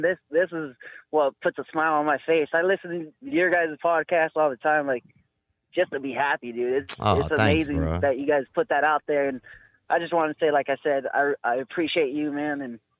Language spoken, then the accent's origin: English; Eugene, Oregon, United States; so I grew up here in Eugene, Oregon with my two aunts.